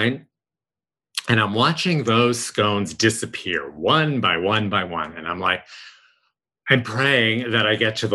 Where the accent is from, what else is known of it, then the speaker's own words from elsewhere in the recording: New York, United States; moved away; I grew up in New York